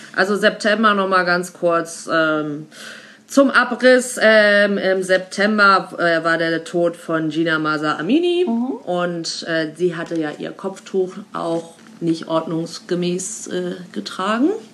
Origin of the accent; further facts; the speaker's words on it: Germany; ich als Deutsche Weise Frau